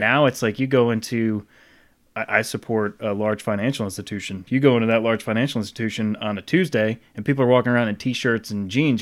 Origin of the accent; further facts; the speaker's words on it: Rhode Island, United States; I grew up in Rhode Island